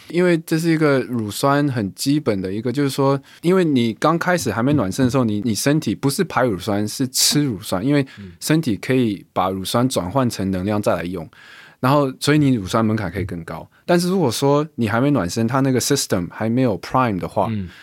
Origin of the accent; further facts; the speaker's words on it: Taiwan; 我是亚洲人、台湾人、华人人